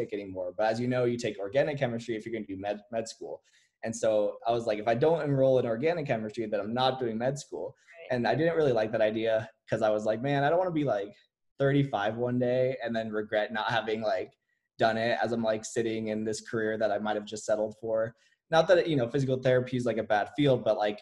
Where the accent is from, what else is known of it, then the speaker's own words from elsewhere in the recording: Las Vegas, Nevada, United States; I'm from Las Vegas, Nevada. I was pretty much just raised here